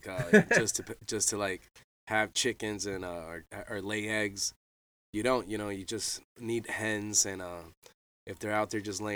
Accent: Boca Raton, Florida, United States; I'm from Boca Raton, Florida, from South Florida, and I grew up bass fishing

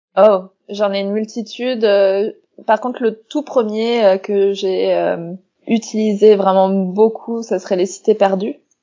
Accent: Strasbourg, Grand Est, France; moved away; Strasbourg dedans et c'est ma ville natale

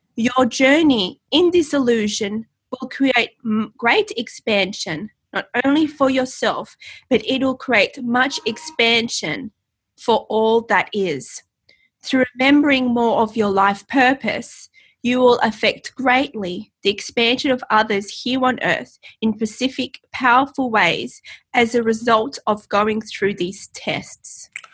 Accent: Australia; in Australia, we go by the English spelling, not the American

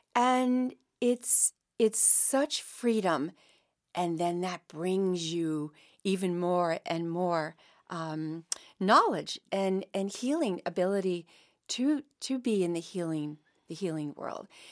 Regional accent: Mystic, Connecticut, United States; I came from Mystic, Connecticut

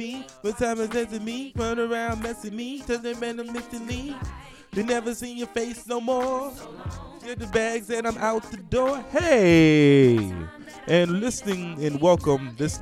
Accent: Norfolk, Virginia, United States; moved away; my hometown

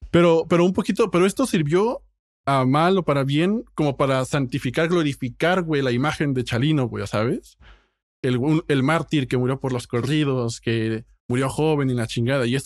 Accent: Mexico; moved away; como inmigrante mexicano

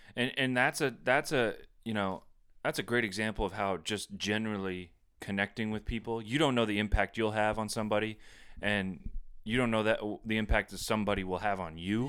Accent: Plattsburgh, New York, United States; growing up in Plattsburgh

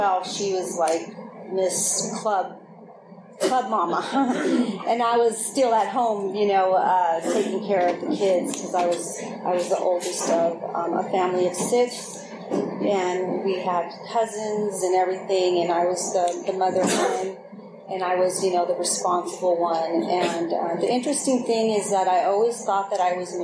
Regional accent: Oakland, California, United States; I grew up in Oakland

